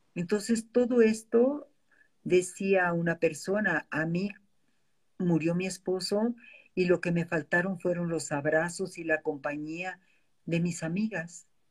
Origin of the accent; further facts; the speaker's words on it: Mexico; como mexicanos